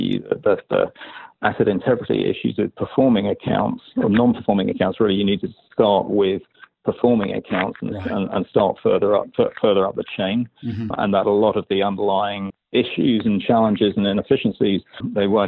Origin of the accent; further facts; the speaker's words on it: London, United Kingdom; moved away as an adult; now in New York, United States; Originally from London, yeah. I've been here 12 or so years.